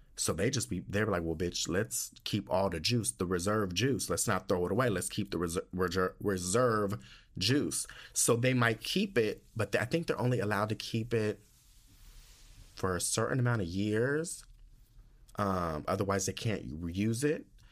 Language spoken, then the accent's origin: English; United States; moved away; being from the United States.